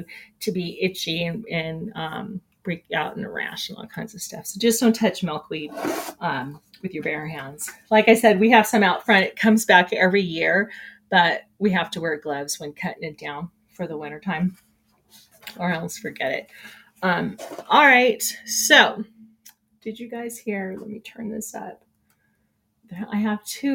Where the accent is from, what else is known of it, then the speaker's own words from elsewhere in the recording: California, United States; moved away; growing up in California